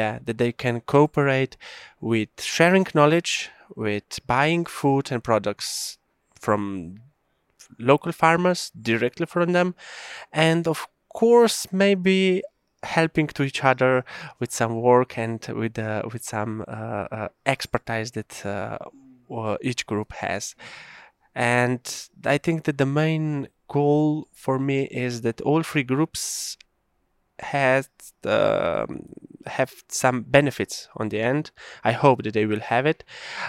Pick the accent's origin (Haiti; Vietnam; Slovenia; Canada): Slovenia; Kamnik, Central Slovenia; English is a second language; I'm coming from Slovenia, from Prealp area, from the municipality of Kamnik. I'm now a farmer.